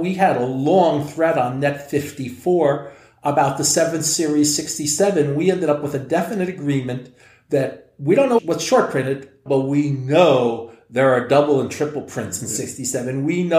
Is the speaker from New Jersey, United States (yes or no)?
yes; New Jersey, United States; when I grew up in New Jersey